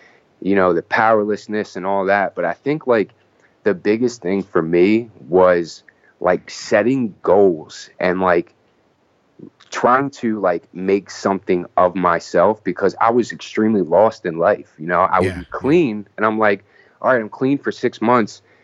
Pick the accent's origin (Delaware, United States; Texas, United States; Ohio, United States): Delaware, United States; Wilmington; moved away; I grew up in Wilmington, Delaware, which is like 20 minutes south of Philly